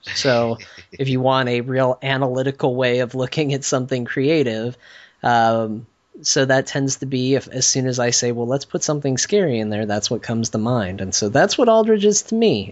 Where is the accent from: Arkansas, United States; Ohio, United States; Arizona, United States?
Arizona, United States; Flagstaff; my hometown, uh, Flagstaff, where I grew up.